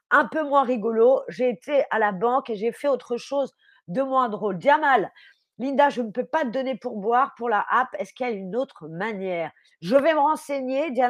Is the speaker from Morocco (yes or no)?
no; France; Je suis française, évidemment que j'ai cuisiné.